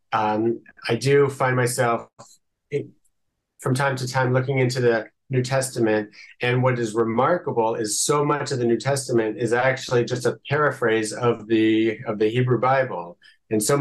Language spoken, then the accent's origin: English; United States; moved away as an adult; now in Israel; I'm from America. I moved to Israel 12 years ago